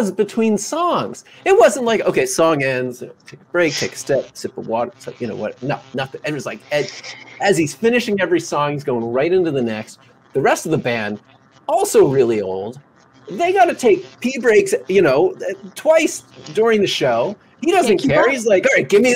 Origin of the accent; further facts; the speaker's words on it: New Jersey, United States; moved away; I'm from Jersey